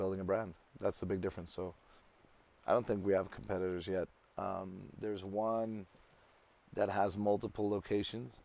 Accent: Tel Aviv, Tel Aviv District, Israel; now in Amsterdam, Netherlands; I'm from Tel Aviv

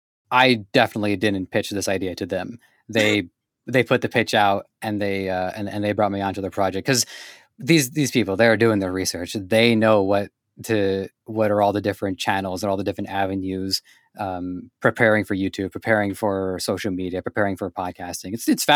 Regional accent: Canada; because I'm born and raised in Canada, and my running joke is that Canada is basically the United States wearing a helmet.

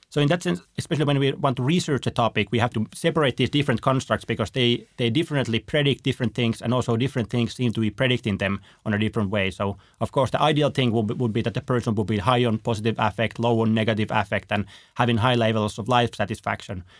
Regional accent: Finland; I'm from Finland

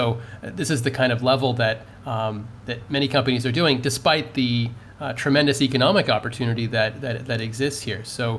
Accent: Canada; in my home country of Canada.

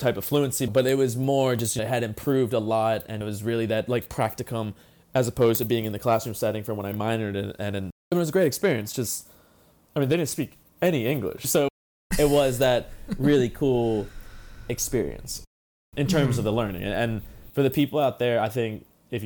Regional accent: United States; moved away as an adult; also born or lived in Washington, D.C. / Barcelona, Spain / Galicia, Spain; now in Busan, South Korea; As an American

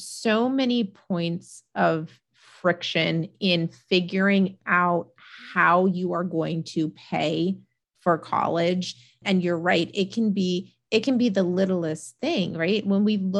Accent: Vermont, United States; moved away; I grew up in Vermont

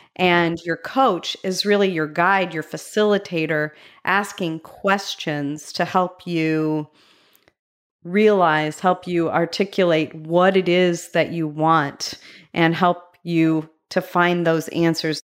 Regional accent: Medina, Ohio, United States; my hometown, Medina, Ohio

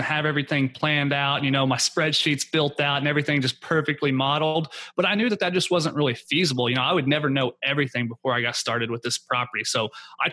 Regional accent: Oklahoma, United States; now in Houston, United States; I currently live in Houston, Texas. I'm from Oklahoma. That's my home market.

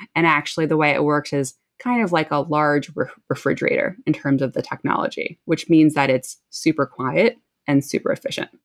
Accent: New Jersey, United States; moved away; I grew up in New Jersey, where I'm actually currently living again

